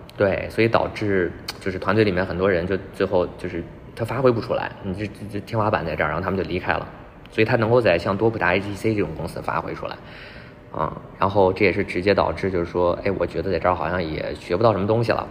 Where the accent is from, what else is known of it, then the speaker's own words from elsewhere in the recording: Beijing, China; moved away as an adult; also born or lived in Guangzhou; 我是北京人嘛，然后在广州也待了一段时间，说还是想，还是可能得回老家